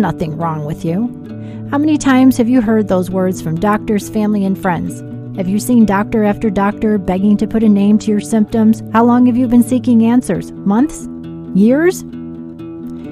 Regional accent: Chicago, Illinois, United States; I'm from Chicago, and I have a long career in healthcare

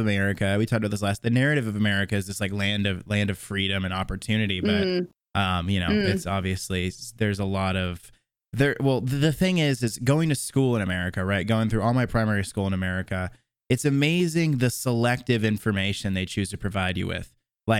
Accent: Tallahassee, Florida, United States; also born or lived in Jacksonville; now in Nashville, United States; Born and raised in Tallahassee, and I spent 4 years in Jacksonville, and I just moved to Nashville like 4 months ago or something like that.

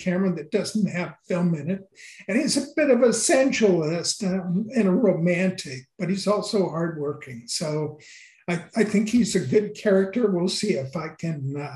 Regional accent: the Northwest, Pacific Northwest, United States; also born or lived in Washington; now in California, United States; growing up in the Northwest, but even after I moved to California

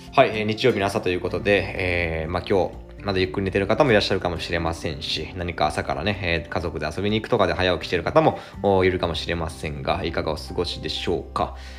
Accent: Imabari, Ehime, Japan; 愛媛県今治市ですね、私の地元

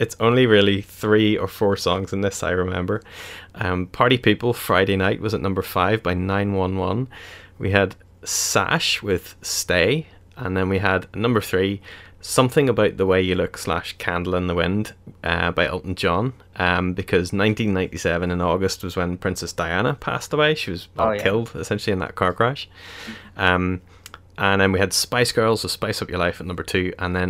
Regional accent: London, United Kingdom; now in Northern Ireland, United Kingdom; So I grew up in London. My family are all from, you know, Ireland. And that was the year we moved back to Northern Ireland.

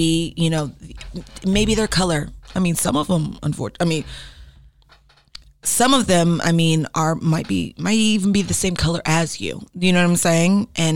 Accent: United States; as an American

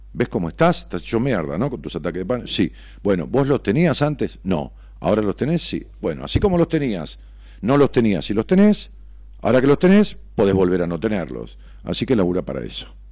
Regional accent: Ramos Mejía, Buenos Aires Province, Argentina; muchos constructores de allá de mi pueblo, Ramos Mejía

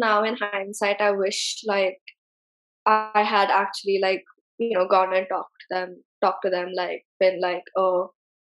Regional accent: Pune, Maharashtra, India; being a single child in a growing up in Pune

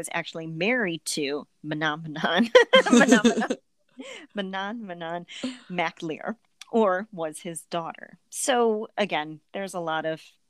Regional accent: Ohio, United States; accent: Ohio; my Ohio accent

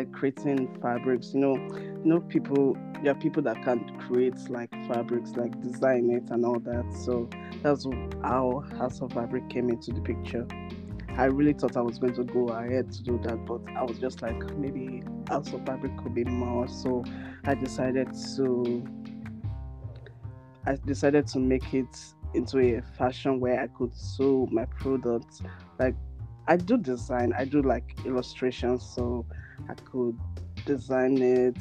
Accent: Nigeria; now in Canada; I'm a Nigerian

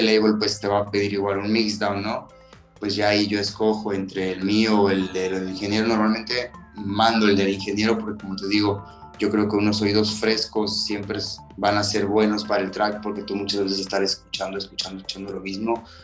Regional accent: Tuxpan, Veracruz, Mexico; now in Playa del Carmen, Mexico; Yo soy originario de Tuxpan, Veracruz, sí, del norte

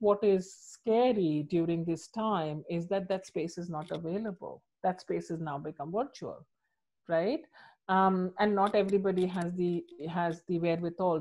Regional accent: India; moved away; I'm from India. My mom lives in India

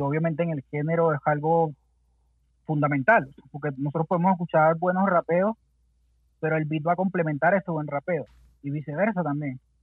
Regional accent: Venezuela; moved away as an adult; now in Santiago, Chile; crecimos haciendo música allá en Venezuela

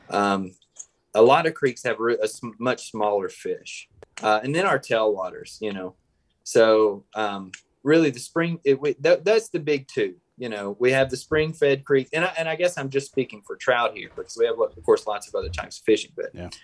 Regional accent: Tupelo, Mississippi, United States; moved away as an adult; also born or lived in Oxford, Mississippi / Water Valley, Mississippi; now in Northwest Arkansas, United States; I'm from Tupelo, Mississippi, and I spent about a decade in uh, Oxford, Mississippi

